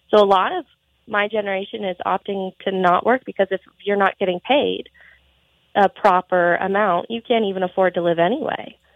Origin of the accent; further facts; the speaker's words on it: Montana, United States; I think a lot of it is there isn't a lot for youth to do in Montana. Um, just because we are very spread out